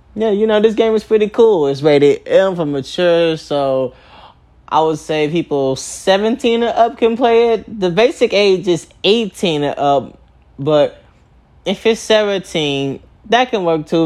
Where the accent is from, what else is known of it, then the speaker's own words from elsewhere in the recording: Chicago, Illinois, United States; I was born in Chicago, Illinois, at 10:25 at night.